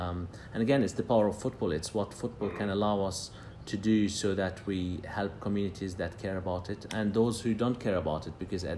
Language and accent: English; Jerusalem, Jerusalem District, Israel; And I grew up in Jerusalem in a conflict zone, and peace couldn't be more important.